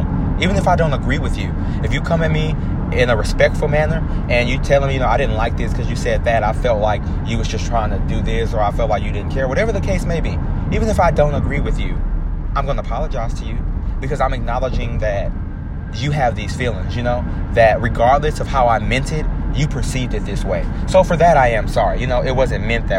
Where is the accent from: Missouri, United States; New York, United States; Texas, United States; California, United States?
Texas, United States; Houston; I'm from Houston